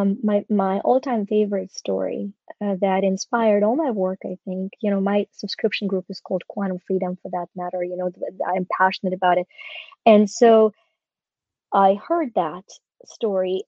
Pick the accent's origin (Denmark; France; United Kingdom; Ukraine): Ukraine; born or raised there; moved away